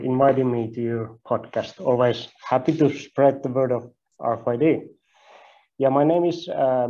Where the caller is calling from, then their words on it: Finland; don't worry, I'm not going to ask you to try my last name. It's difficult even for some Finnish people, so I'm calling in from Finland.